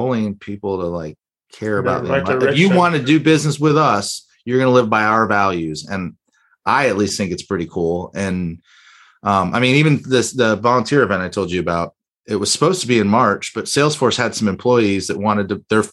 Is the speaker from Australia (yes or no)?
no; Miami, Florida, United States; growing up in Miami